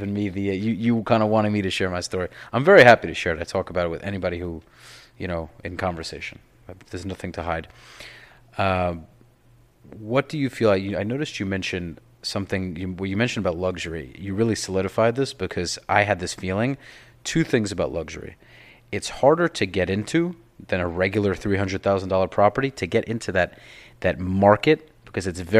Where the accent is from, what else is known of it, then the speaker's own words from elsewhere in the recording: New York, United States; I'm from New York